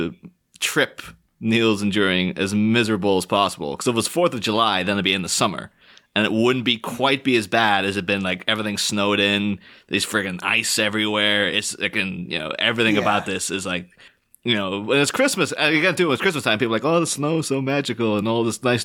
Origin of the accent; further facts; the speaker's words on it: Ireland; I've grew up on the Northern Irish border